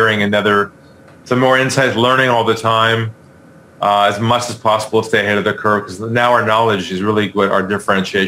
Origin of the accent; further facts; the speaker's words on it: California, United States; moved away as an adult; now in Sydney, Australia; I'm originally from the U.S., so you probably caught the accent. But I'm originally from California. I've been here in Sydney now for 20 years.